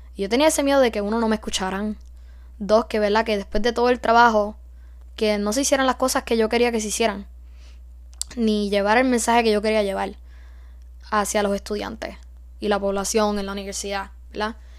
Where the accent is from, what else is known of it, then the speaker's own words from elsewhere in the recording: Puerto Rico; moved away as an adult; Siendo freshman, puertorriqueña, en una universidad en los Estados Unidos, donde somos minoría